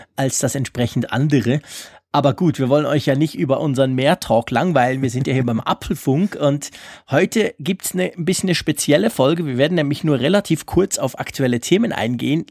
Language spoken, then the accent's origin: German; Switzerland; bei uns in der Schweiz